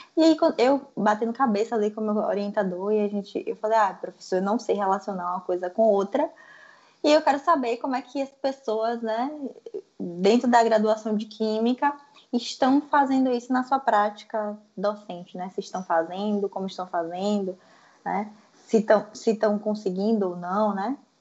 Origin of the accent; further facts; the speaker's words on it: Salvador, Bahia, Brazil; Sou de Salvador, na Bahia.